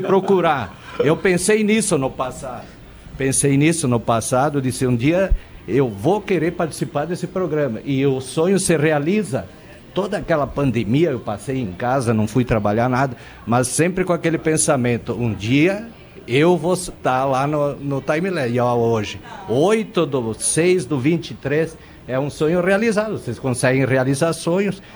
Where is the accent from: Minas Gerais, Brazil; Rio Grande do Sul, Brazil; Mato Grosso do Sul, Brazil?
Rio Grande do Sul, Brazil; Gaúcho; moved away; also born or lived in Paraná / Santa Catarina; nós que somos gaúchos, que eu já morei no Paraná